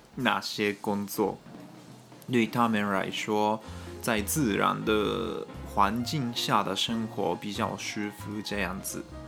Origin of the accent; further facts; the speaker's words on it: Japan; 我们日本人考大学是蛮，还蛮辛苦的事情